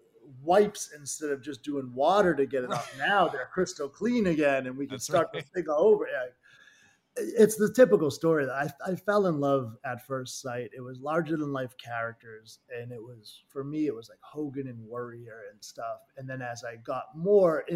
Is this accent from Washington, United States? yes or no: no; Everett, Massachusetts, United States; I grew up in Everett, Mass, right down the street from Malden, Mass